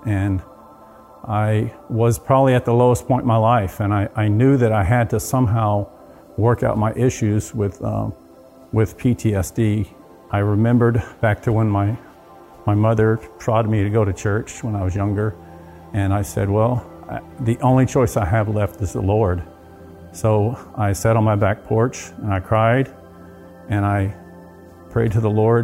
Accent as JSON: {"language": "English", "region": "South Texas", "country": "United States", "tie": "born or raised there", "said": "I grew up in South Texas most of my life. My dad was in the oil field. So we moved around a lot."}